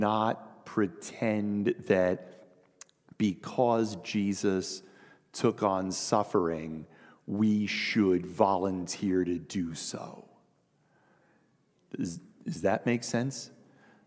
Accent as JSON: {"language": "English", "country": "United States", "said": "we are American Christians in the 21st century"}